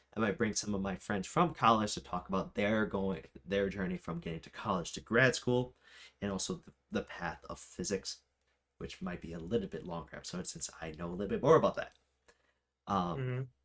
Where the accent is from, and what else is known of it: United States; also born or lived in Rochester, New York